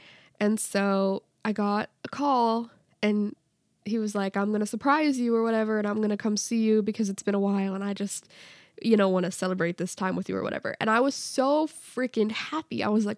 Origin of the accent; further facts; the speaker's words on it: Canada; I'm Canadian.